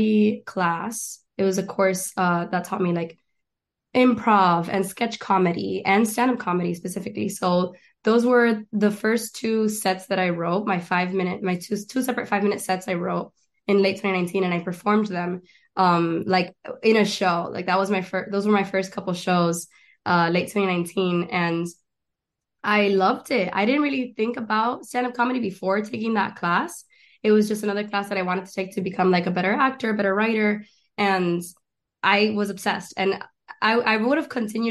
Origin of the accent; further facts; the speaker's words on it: Miami, Florida, United States; moved away as an adult; also born or lived in Argentina / El Chaco, Argentina / Gainesville, Florida / Doral, Florida; now in Los Angeles, United States; I was born in Miami, raised in Argentina, and then I went to school in North Florida.